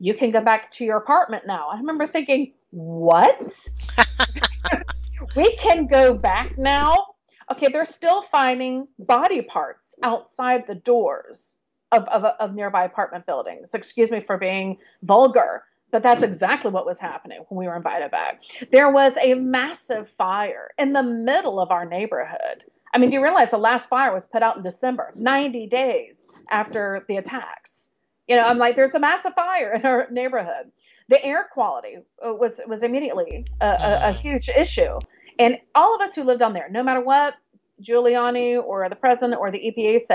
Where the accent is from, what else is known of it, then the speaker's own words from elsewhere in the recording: Florida, United States; now in New York City, United States; my hometown in Florida